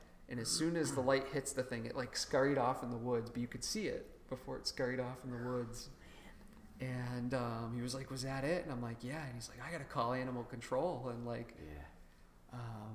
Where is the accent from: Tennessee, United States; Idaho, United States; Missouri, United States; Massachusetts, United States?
Massachusetts, United States; Worcester; my hometown, Worcester, Massachusetts